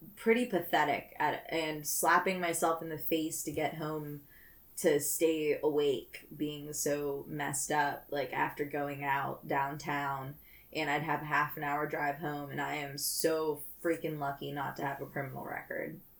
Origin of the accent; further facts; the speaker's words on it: Pittsburgh, Pennsylvania, United States; I grew up in Pittsburgh